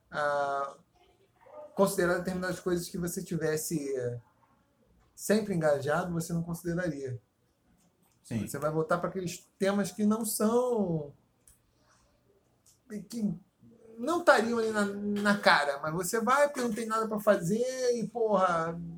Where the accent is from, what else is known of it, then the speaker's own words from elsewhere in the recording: Paracambi, Rio de Janeiro, Brazil; born there; Eu nasci em Paracambi, que é meio, porra, já quase Bolívia, né?